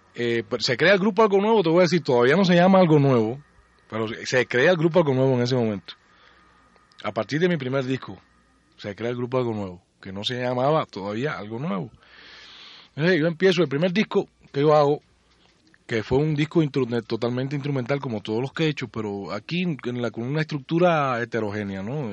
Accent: Puerto Padre, Las Tunas, Cuba; born or raised there; moved away; also born or lived in Havana

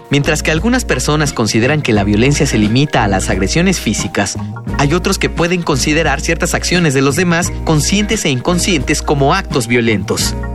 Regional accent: Colima, Mexico; now in Cusco, Peru; tengo 21 años de edad y soy de Colima, México. Y actualmente me encuentro estudiando un semestre en la Universidad Andina del Cusco, en Perú.

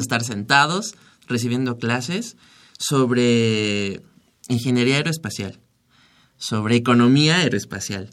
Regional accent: Mexico; somos cinco mexicanos

